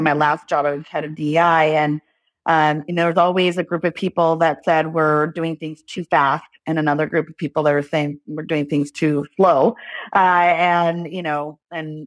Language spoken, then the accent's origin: English; Los Angeles, California, United States; I grew up in Los Angeles, California